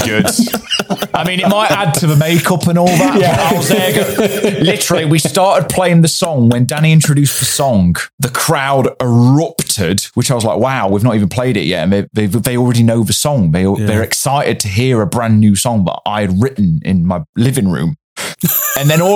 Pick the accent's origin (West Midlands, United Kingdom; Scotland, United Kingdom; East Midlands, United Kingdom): East Midlands, United Kingdom; Derbyshire; I'm originally from Derbyshire